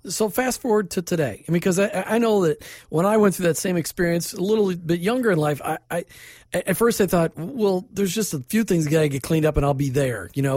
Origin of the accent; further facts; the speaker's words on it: Minnesota, United States; now in Tampa Bay, United States; I grew up in Minnesota